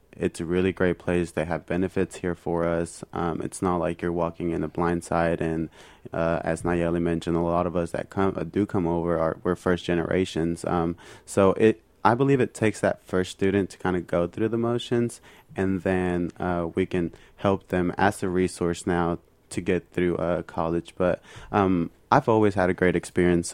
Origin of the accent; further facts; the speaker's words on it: Mexico; now in United States; I'm fully Mexican, I come from Mexico